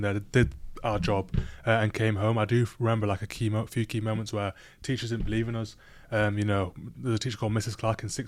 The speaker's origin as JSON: {"language": "English", "country": "Libya", "moved": "yes", "lives_now": "United Kingdom", "said": "we come from a country called Libya. It's in North Africa"}